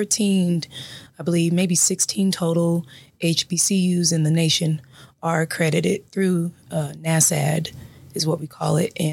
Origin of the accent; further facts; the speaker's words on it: Columbus, Ohio, United States; also born or lived in Dayton, Ohio / Cincinnati, Ohio; And I am from Columbus, Ohio, graduate of Columbus East High School. Go Tigers. and I migrated to the Dayton area in 2003 when I became a freshman at Central State University